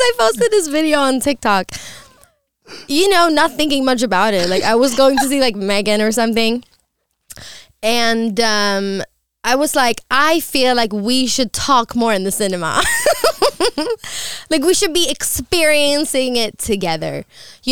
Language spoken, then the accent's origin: English; Stockholm, Stockholm County, Sweden; also born or lived in Los Angeles; still have a place in Stockholm because, you know, that's my hometown.